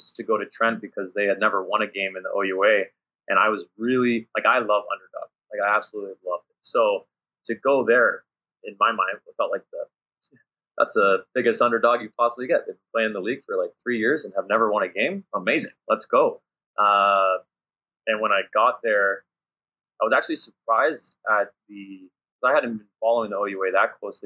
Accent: Canada; moved away; also born or lived in Luxembourg; I'm coming from Canadian system.

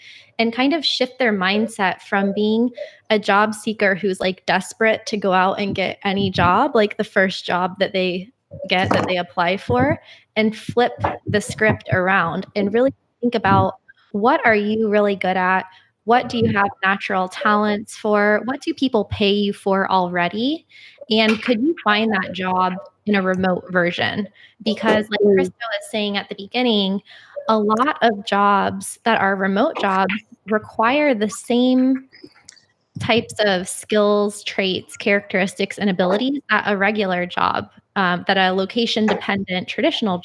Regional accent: Florida, United States; I am from Florida and we didn't grow up with public transportation

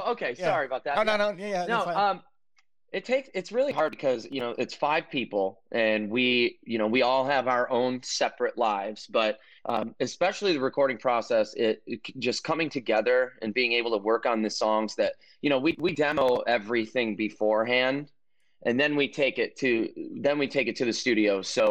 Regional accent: Detroit, Michigan, United States; And I think that's my hometown, like where I grew up.

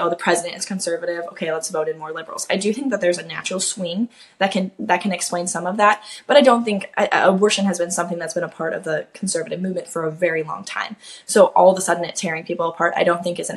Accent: Kansas, United States; now in Florida, United States; I'm a Kansas native, so that's actually super close to home. I'm from Kansas, I live in Florida now

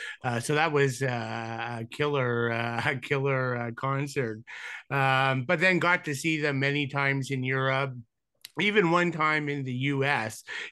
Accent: Canada; always had a connection being Canadian

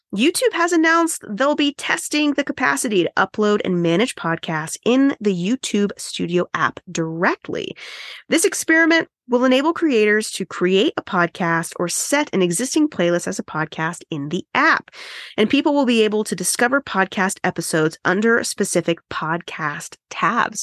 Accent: United States; I'm American

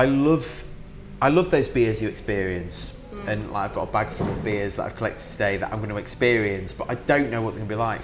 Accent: Sheffield, Yorkshire and the Humber, United Kingdom; I'm from Sheffield, where it's the cask beer capital of the UK

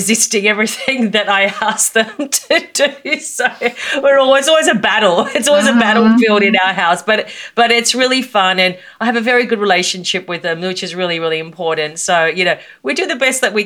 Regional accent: Australia; also born or lived in Melbourne, Australia; you can tell from my accent that I'm from Australia, and I live in Melbourne, Australia.

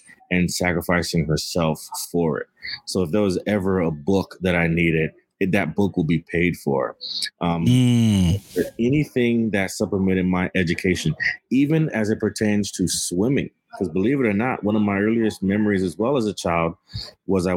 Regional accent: Miami, Florida, United States; moved away as an adult; now in Boston, United States; I grew up, born and raised in Miami, Florida

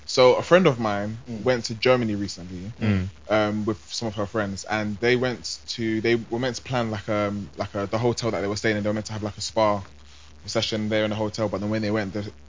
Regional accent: United Kingdom; I'm British. I'm black.

